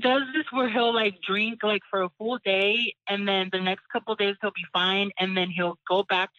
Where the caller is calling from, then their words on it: Bay Area, California, United States; I'm calling from the Bay Area in California.